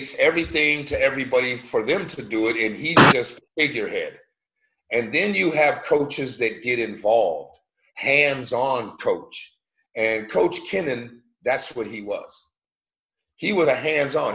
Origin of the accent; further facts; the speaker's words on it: United States; moved away as an adult; also born or lived in Germany / London; as an American